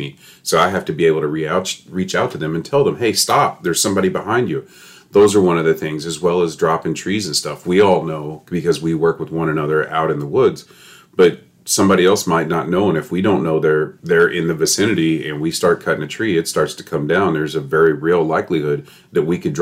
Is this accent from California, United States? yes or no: no; Kentucky, United States; moved away as an adult; now in Charlotte County, Florida, United States; I grew up somewhere else, like most people here. I'm from Kentucky